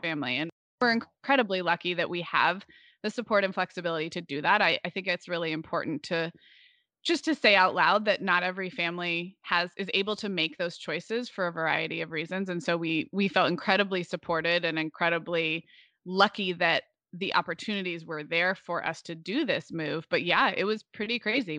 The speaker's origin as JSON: {"language": "English", "town": "Santa Barbara", "region": "California", "country": "United States", "tie": "born or raised there", "also_born_or_lived": "Oregon / Chicago", "moved": "as an adult", "said": "I was actually in kindergarten when my family moved to Santa Barbara"}